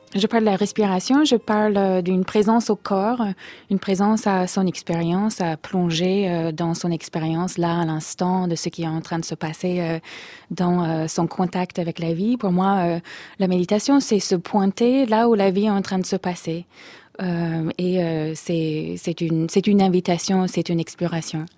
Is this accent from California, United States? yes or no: no; Minnesota, United States; French is a second language; moved away as an adult; also born or lived in Oslo, Norway; now in France; Je viens du Minnesota. Je, suis née et j'ai grandi dans le Minnesota